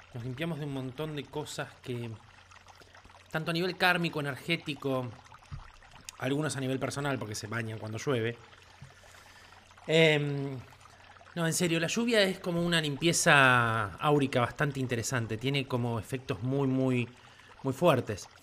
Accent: Quilmes, Buenos Aires Province, Argentina; soy de Quilmes

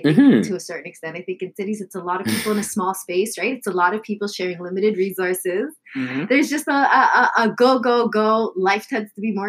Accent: Toronto, Ontario, Canada; I'm from the East

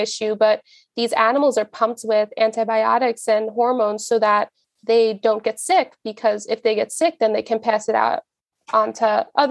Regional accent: Long Island, New York, United States; I'm from Long Island

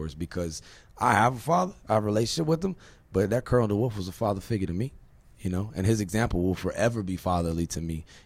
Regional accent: Virginia, United States; I'm from Virginia

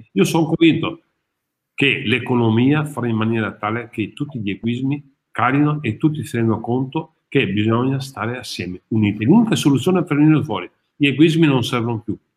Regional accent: Padua, Veneto, Italy; sono un padovano e amo questa città

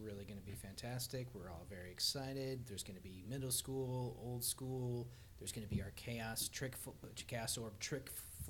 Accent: United States; I'm an American.

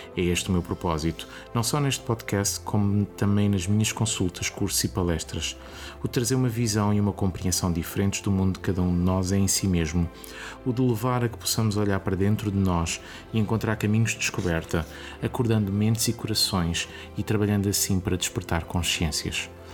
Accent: Lisbon, Portugal; Nasci em Lisboa em setembro de 1980.

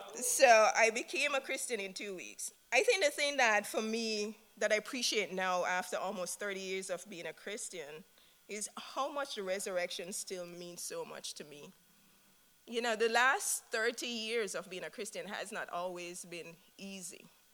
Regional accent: Jamaica; moved away; I'm from Jamaica. My husband and I, Mohinder, are from Jamaica.

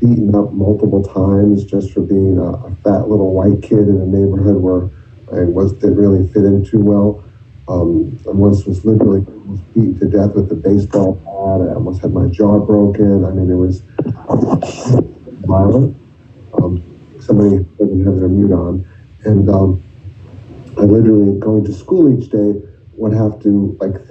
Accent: Virginia, United States; I'm from Virginia

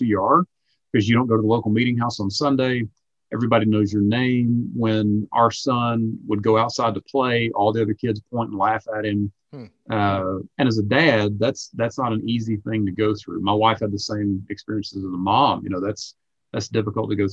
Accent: South Carolina, United States; moved away as an adult; also born or lived in Salt Lake City, Utah; I grew up in South Carolina, my wife's from North Carolina, so yeah, we're both Southeasterners.

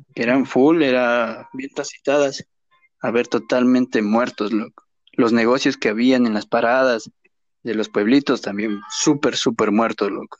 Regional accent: Riobamba, Chimborazo, Ecuador; moved away; also born or lived in Durán; somos de Río

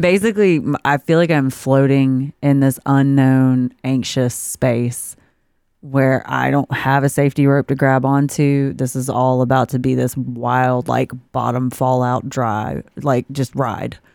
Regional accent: South Georgia, United States; I'm from South Georgia.

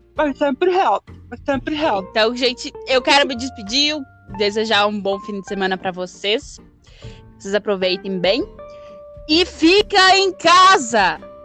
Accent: Concórdia, Santa Catarina, Brazil; born or raised there; also born or lived in Catuípe, Rio Grande do Sul

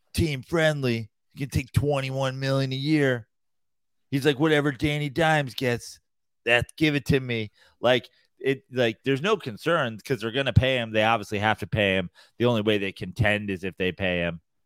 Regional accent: Katonah, New York, United States; I'm from Katona

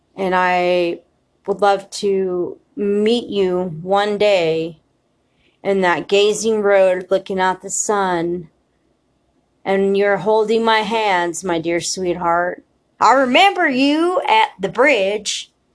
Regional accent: United States; we as American citizens

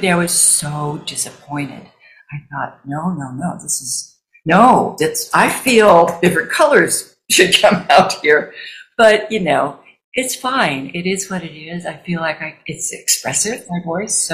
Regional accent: Missouri, United States; I grew up in Missouri, and my mother used to take us to revival tents

